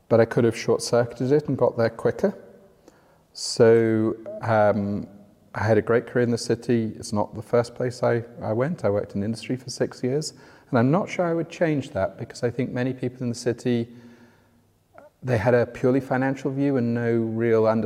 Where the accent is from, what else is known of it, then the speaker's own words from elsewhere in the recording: North West England, United Kingdom; also born or lived in Oxford; now in London, United Kingdom; Uh, yeah, just outside Liverpool. Uh, my parents were from Yorkshire, so my accent's definitely not from down here.